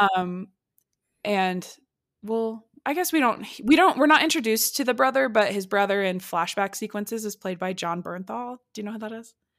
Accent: Midwest, United States; I'm from the Midwest

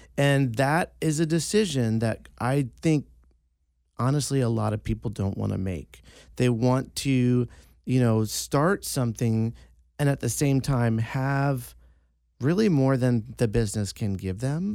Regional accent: East Coast, United States; moved away; I'm from the East Coast. It's a small Sicilian family.

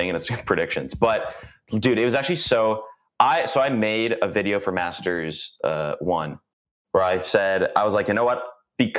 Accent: Canada; I'm Canadian

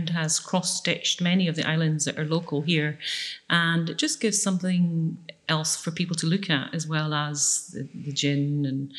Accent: Oban, Scotland, United Kingdom; now in Islay, United Kingdom; I'm from the West Coast. I went to school in Oban

